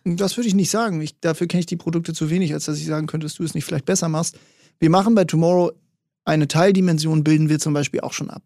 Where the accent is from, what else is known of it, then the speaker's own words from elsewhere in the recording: Hamburg, Germany; Ich bin hier in Hamburg groß geworden